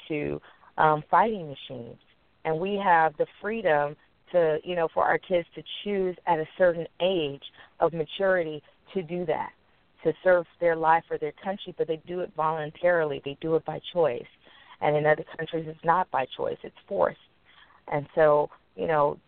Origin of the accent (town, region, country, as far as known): United States